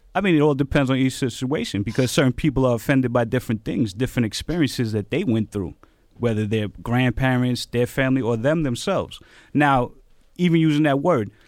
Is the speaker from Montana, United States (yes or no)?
no; New York City, New York, United States; also born or lived in Bronx; I grew up in Queens, was in East New York a lot, Bronx